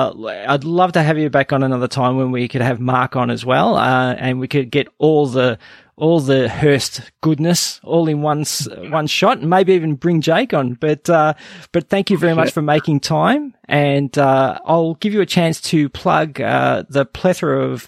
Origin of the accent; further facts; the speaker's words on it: Canada; As a Canadian, I always ask my Canadian guests this.